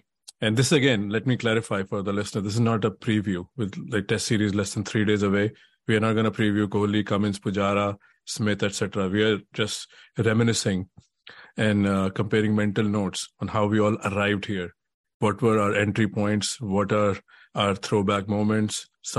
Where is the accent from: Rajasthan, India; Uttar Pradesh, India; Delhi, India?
Delhi, India; New Delhi; my roots are from New Delhi